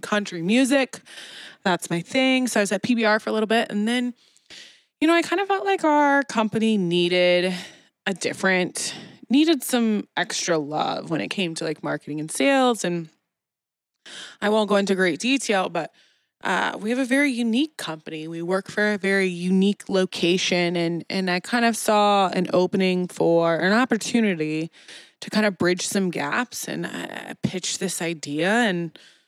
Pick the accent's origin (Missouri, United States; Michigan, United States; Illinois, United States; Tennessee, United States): Missouri, United States; Kansas City; I'm born and raised in Kansas City. So I've never left KC